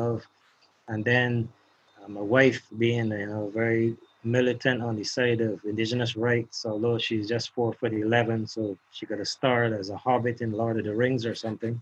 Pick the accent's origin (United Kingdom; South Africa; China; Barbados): Barbados; repatriate me back to Barbados